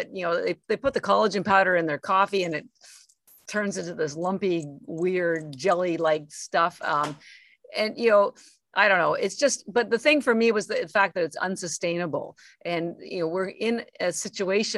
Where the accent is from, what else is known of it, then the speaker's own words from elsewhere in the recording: Canada; I'm Canadian. And so, you know, I had three jobs to put myself through school